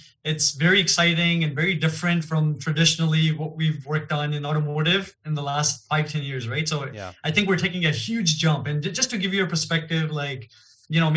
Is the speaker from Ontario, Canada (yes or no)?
yes; Toronto, Ontario, Canada; first language Gujarati; English is a second language; also born or lived in Gujarat, India / Niagara Falls, Canada / Hamilton, Canada; I was born in India. In Gujarat, which is the central west. And I was there about 7-8 years of my life early on. And then my family actually immigrated to Canada. Mm-hmm. So I was in Toronto for about 7 years